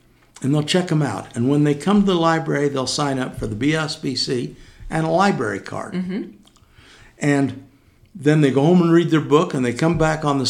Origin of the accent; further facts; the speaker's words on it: Cedar City, Utah, United States; Well, I'm from Cedar. I was born and raised here.